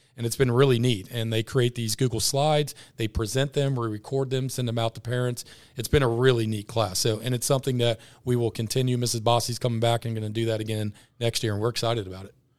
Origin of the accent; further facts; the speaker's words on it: Ross, United States; I'm from Ross. I've been with Ross my whole life.